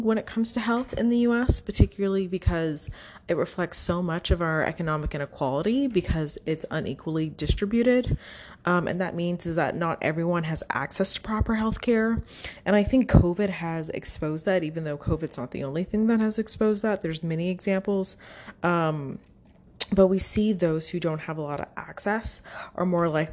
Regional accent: United States

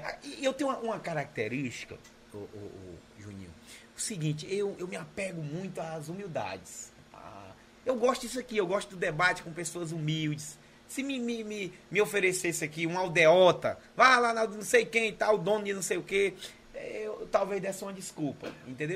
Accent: Capistrano, Ceará, Brazil; sou de Capistrano, sou filho natural de Capistrano

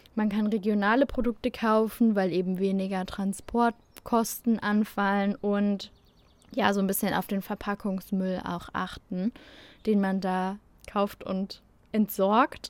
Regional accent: Germany; bei uns in Deutschland

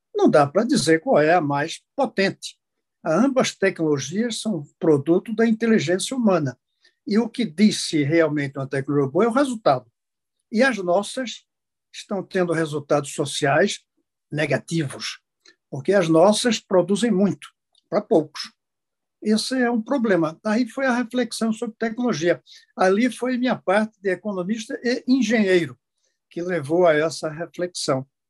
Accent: Brazil

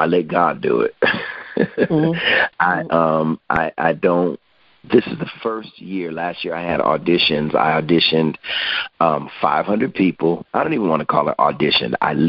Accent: Hartford, Connecticut, United States; In Hartford, Connecticut. Hartford.

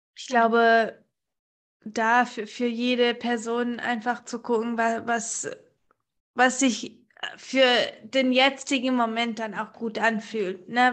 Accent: United States; now in Germany; seitdem ich zehn bin, war ich oder bin ich in den USA aufgewachsen

